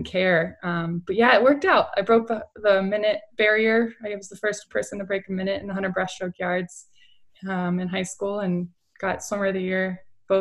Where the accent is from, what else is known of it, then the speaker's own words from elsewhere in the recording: Long Beach, California, United States; my hometown of Long Beach, and I was the only qualifier to live in Long Beach